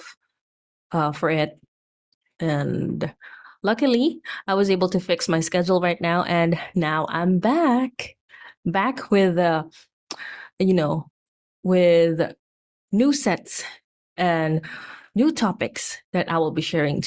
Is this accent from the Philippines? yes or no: yes; Philippines; here in my home country, Philippines